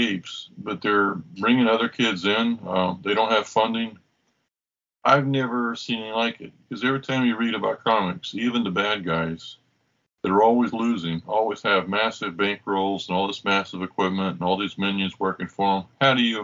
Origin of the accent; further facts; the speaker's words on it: Oklahoma City, Oklahoma, United States; moved away as an adult; also born or lived in Texas; Oklahoma City, which is where I went from first grade to high school and then left.